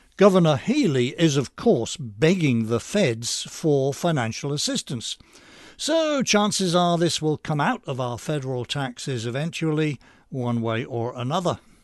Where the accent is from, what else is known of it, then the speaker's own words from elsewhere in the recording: United Kingdom; now in United States; As an American ex-Brit